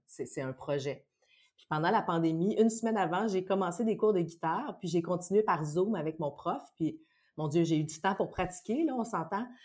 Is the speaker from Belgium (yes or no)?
no; Saint-Bruno-de-Montarville, Quebec, Canada; moi, je viens de Saint-Bruno, de la rive sud de Montréal